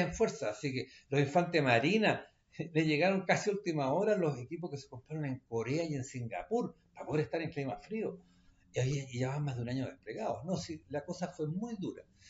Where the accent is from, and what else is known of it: Chile